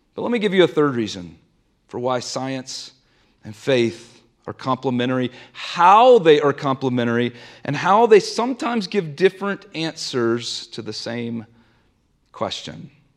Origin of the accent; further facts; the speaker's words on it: the South, United States; now in Denver, United States; I grew up in the South, and I grew up going to a Southern Baptist church every single Sunday